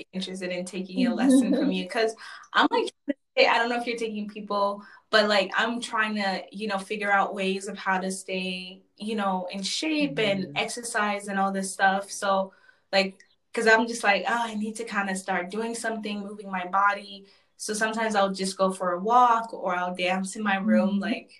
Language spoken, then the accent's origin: English; Chicago, Illinois, United States; also born or lived in Zambia; Like I was born in Africa, Zambia, you know. So, but I grew up in various parts of the States. So I grew up in Chicago.